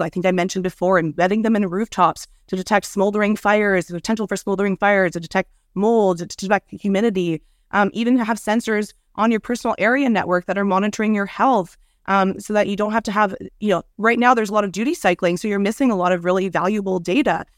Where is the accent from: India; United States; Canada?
Canada; Montreal, Quebec; my hometown of Montreal